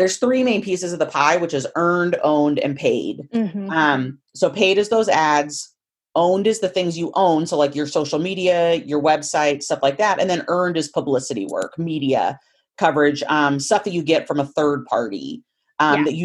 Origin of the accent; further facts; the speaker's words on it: Willamette Valley, Oregon, United States; moved away as an adult; now in Idaho, United States; I grew up in the Willamette Valley